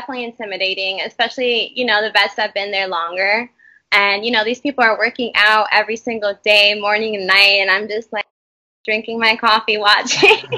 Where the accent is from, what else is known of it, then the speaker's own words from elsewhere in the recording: New York, United States; I'm from New York.